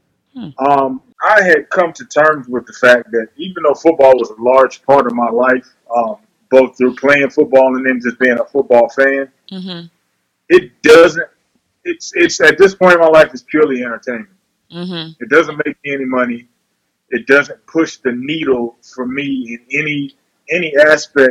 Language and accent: English; Atlanta, Georgia, United States; moved away as an adult; also born or lived in Los Angeles; It's my hometown, first and foremost. My family's here.